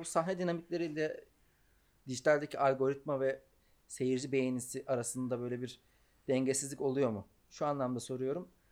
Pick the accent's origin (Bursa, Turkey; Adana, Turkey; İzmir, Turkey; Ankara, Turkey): Ankara, Turkey; Ankaralıyım ben